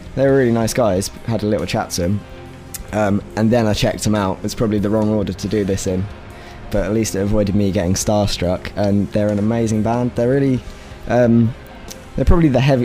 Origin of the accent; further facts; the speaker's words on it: Reading, South East England, United Kingdom; I'm from Reading.